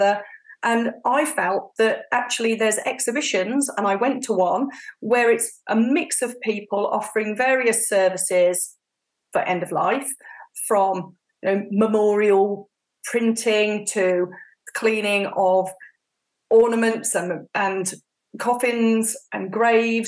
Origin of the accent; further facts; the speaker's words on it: Warwickshire, West Midlands, United Kingdom; I grew up in Warwickshire, which is in the middle of the UK